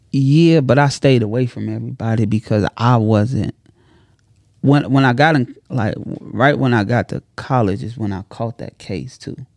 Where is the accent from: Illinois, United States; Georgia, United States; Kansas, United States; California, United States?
Illinois, United States; Chicago; I'm from Chicago